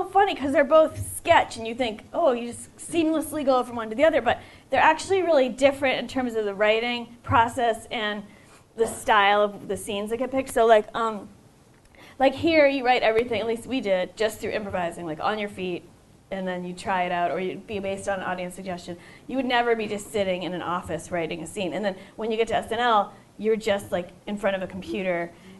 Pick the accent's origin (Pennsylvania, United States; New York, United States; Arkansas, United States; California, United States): New York, United States; And I said, I'm from New York, and then they were like, oh, were you there for 9/11?